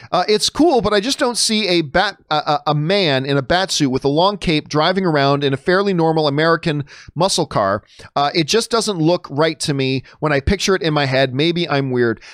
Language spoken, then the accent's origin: English; Hamilton, Ontario, Canada; moved away as an adult; now in Los Angeles, United States; I live Hamilton, Ontario, Cama, Canada, the Hammer, uh, my hometown, greatest city in the world.